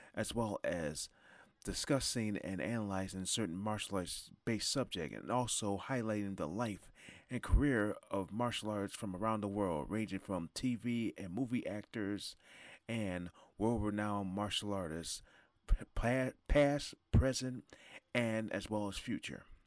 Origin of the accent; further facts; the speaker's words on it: Niagara Falls, New York, United States; I'm from Niagara Falls, New York